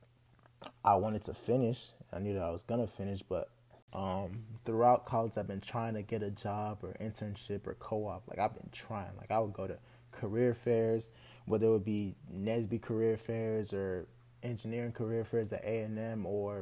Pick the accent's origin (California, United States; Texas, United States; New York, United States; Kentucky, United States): Texas, United States; Houston; I'm a Nigerian American from Houston, Texas. I went to school here in Texas, pretty much been in Texas all my life, so this is kind of all I know